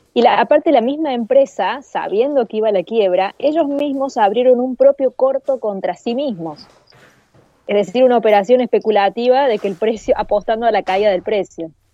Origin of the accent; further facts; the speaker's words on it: Argentina; Acá en Argentina